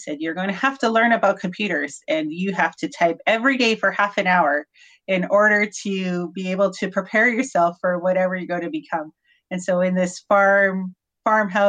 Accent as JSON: {"language": "English", "area": "north of Grande Prairie", "region": "Alberta", "country": "Canada", "tie": "born or raised there", "said": "I grew up on a farm north of Grand Prairie, very small town."}